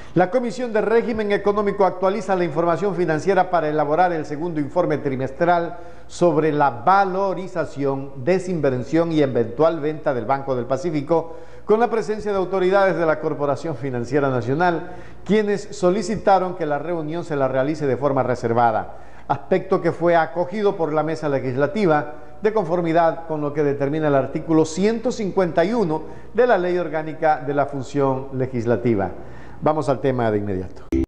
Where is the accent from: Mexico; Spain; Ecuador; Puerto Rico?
Ecuador; somos todos los ecuatorianos